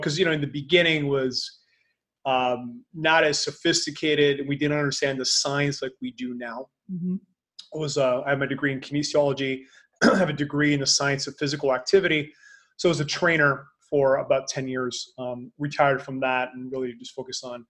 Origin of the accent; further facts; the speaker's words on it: Canada; now in Panama; I'm Canadian, so I know what winters are like